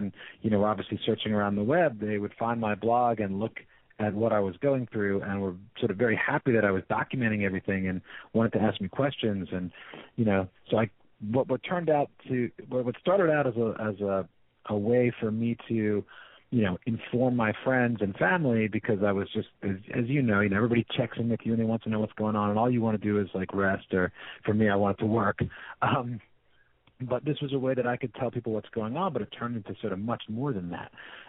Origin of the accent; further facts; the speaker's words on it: San Francisco, California, United States; So he was fascinated by the fact that I'm from San Francisco.